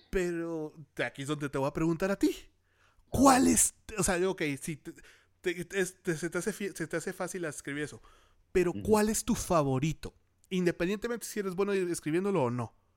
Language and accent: Spanish; Torreón, Coahuila, Mexico; moved away; also born or lived in Mexico City; yo soy de Torreón, Coahuila